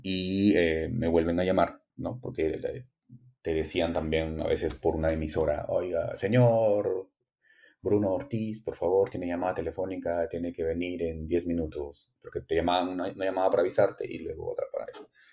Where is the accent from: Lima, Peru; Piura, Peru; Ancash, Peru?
Piura, Peru; Frías; moved away as an adult; trabajar con mi pueblo, con mi gente, con las personas que me habían visto crecer, regresar a la casa donde, donde vivía